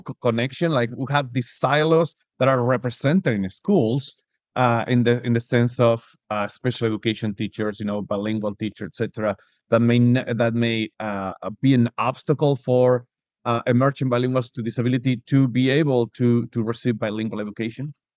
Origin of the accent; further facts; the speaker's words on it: Argentina; now in Spain; I was born and raised in Argentina, I'm living currently in Spain